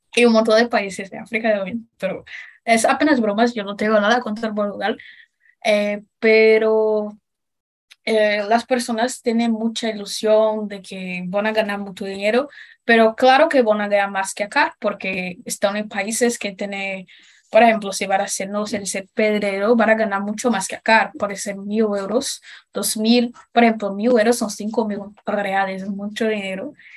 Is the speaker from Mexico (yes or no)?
no; Brazil; Spanish is a second language; yo me considero brasileña porque pertenezco a Brasil, nací acá.